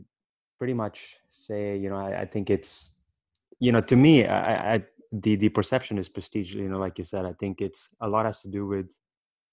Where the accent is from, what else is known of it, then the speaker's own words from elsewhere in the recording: India; moved away; I was born and raised in India